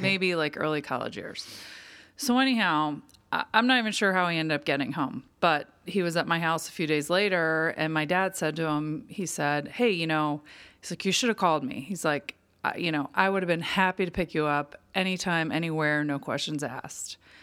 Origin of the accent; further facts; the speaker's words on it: Pittsburgh, Pennsylvania, United States; moved away; an old friend I grew up with in Pittsburgh